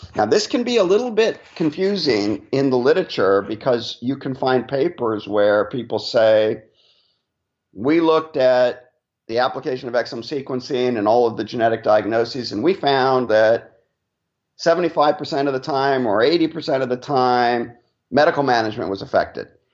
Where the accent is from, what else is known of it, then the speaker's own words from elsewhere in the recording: Laguna Beach, California, United States; also born or lived in United Kingdom / North Carolina; now in New York, United States; I'm actually from Southern California originally, so yeah, I grew up on, on the beach in Laguna